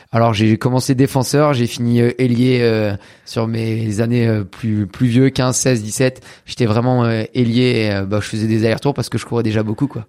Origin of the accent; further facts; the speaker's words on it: Caen, Normandy, France; je suis de Caen, en Normandie